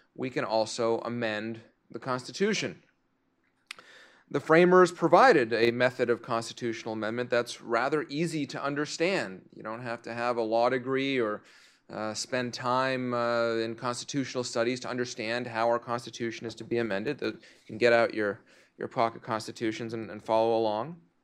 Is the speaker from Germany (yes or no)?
no; Canada; now in United States; I'm Canadian, uh, as well